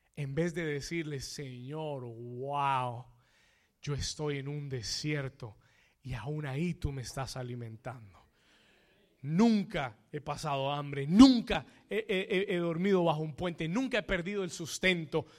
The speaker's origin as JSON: {"language": "Spanish", "country": "Colombia", "moved": "yes", "said": "Yo soy colombiano"}